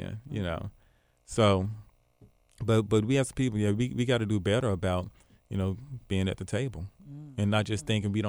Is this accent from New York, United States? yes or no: yes; Binghamton, New York, United States; So, again, I'm from Binghamton.